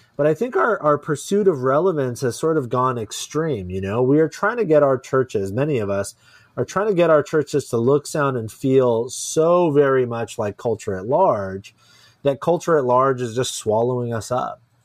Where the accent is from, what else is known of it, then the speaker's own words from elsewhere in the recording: Silicon Valley, California, United States; I wasn't born here, but I was raised here. Yeah, I moved here, like, before I can remember